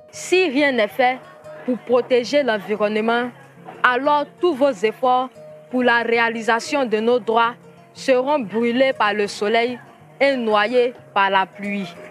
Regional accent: San-Pédro, Côte d’Ivoire; j'ai 14 ans. Je viens de la Côte d'Ivoire. J'appartiens au groupement des enfants de San Pedro.

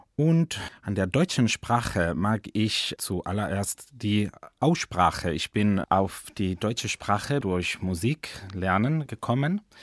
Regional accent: Madrid, Community of Madrid, Spain; German is a second language; Ich komme aus Madrid, aus Spanien

